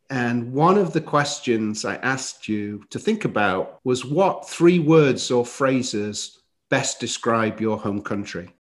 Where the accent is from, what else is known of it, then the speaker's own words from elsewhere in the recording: Chesterfield, East Midlands, United Kingdom; moved away as an adult; now in United States; my hometown is called Chesterfield